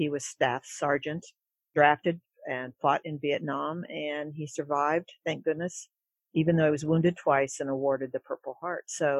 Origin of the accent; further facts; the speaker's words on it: Marysville, Ohio, United States; moved away as an adult; now in Oregon, United States; I grew up in Marysville, Ohio, central Ohio. Pretty small town, but we were close as a family.